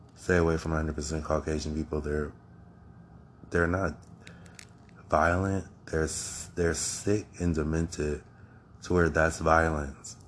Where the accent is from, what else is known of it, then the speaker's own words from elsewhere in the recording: Akron, Ohio, United States; also born or lived in Cleveland, Ohio; now in New York City, United States; I was born in America, in Akron, Ohio